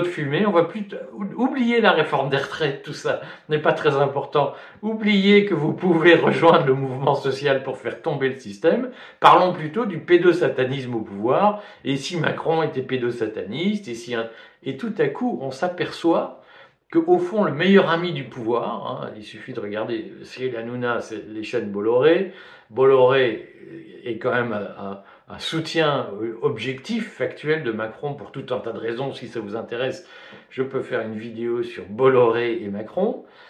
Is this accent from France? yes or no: no; Liège, Wallonia, Belgium; Quand j'étais petit, vous savez, j'ai grandi à Liège, en Belgique